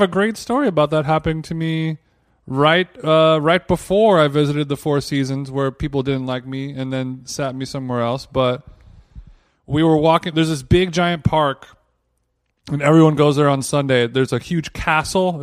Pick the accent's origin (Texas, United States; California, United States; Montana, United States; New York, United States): California, United States; Los Angeles; Los Angeles